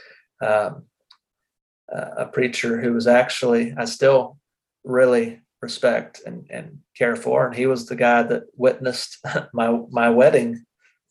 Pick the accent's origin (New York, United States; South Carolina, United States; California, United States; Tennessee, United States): South Carolina, United States; I grew up in South Carolina